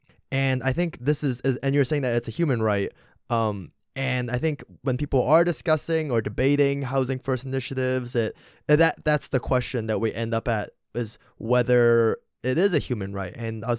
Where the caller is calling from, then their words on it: Toronto, Ontario, Canada; I'm calling from Toronto